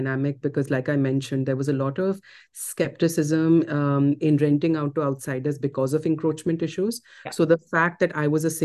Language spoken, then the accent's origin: English; Delhi, India; me being from an urban space, me being from Delhi, me studying abroad